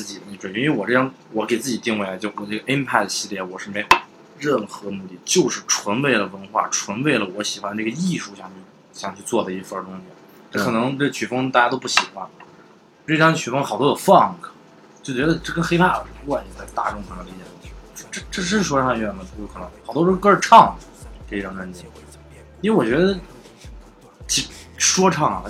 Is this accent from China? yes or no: yes; Xi'an, Shaanxi, China; 因为西安，我一直觉得，其实你要知道，我们西安人，我们其实什么都有。